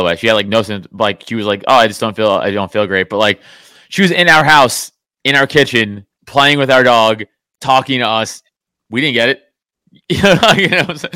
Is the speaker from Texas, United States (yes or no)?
no; New York City, New York, United States; I grew up in Staten Island, literally a mile and a half from the Staten Island dump